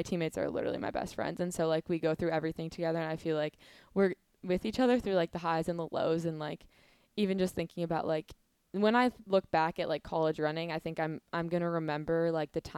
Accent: Negaunee, Michigan, United States; I'm from Negaunee area, so I mean, it's definitely a smaller town, but it's a lot different than downstate.

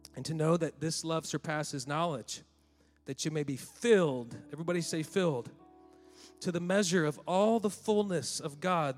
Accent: St. Louis, Missouri, United States; I'm from Saint Louis

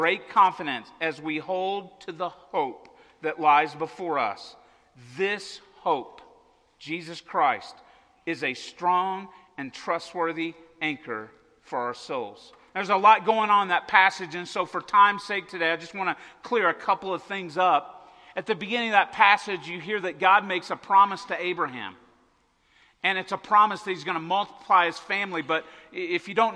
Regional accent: Arkansas-Oklahoma border, United States; I grew up on the Arkansas-Oklahoma border in the middle of Tornado Alley

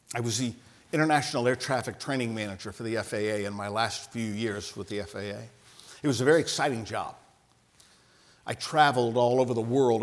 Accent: Ohio, United States; I'm from Ohio.

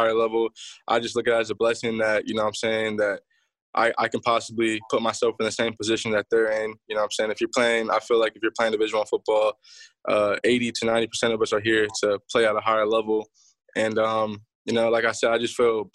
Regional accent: Youngstown, Ohio, United States; now in Atlanta, United States; I live in Atlanta, Georgia. I moved from Youngstown, Ohio. So when I first started playing football, I was playing in Youngstown

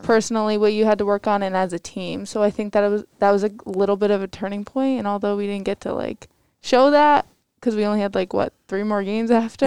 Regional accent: Cheshire, Connecticut, United States; I'm from Cheshire High School.

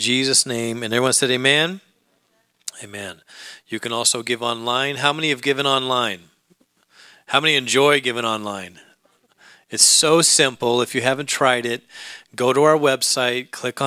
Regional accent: Alaska, United States; moved away; I grew up in Alaska

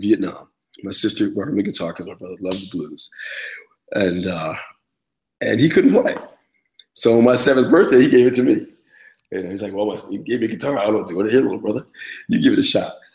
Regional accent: Lindenhurst, New York, United States; I grew up on Long Island in a little town called Lindenhurst, which is a suburb about an hour outside of New York City

